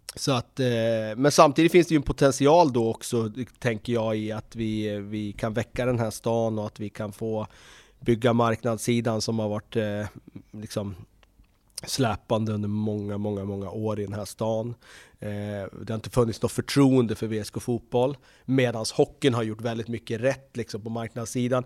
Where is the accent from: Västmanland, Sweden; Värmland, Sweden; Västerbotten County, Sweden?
Västmanland, Sweden; Västerås; när jag växte upp här i Västerås